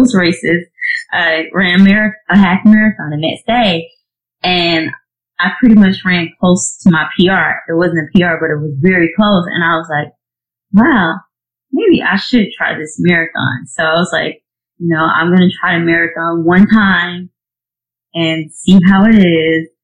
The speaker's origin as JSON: {"language": "English", "region": "Georgia", "country": "United States", "moved": "as an adult", "lives_now": "South Carolina, United States", "said": "I'm originally from Georgia, but now I live in South Carolina"}